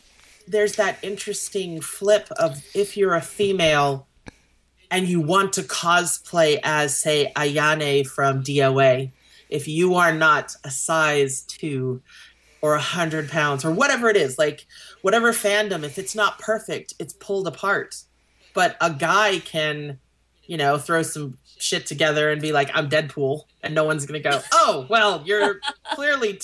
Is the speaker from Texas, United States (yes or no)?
yes; Texas, United States; I'm from Texas